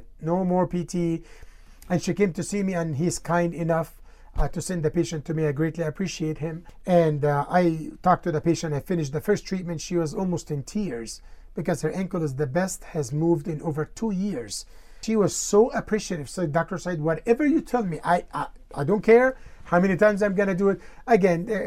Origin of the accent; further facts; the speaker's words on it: Egypt; now in Colorado, United States; I grew up in Egypt with the difficult situations